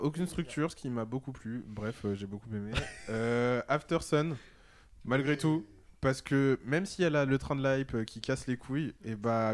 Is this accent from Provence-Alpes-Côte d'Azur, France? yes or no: no; Paris, Île-de-France, France; je suis parisien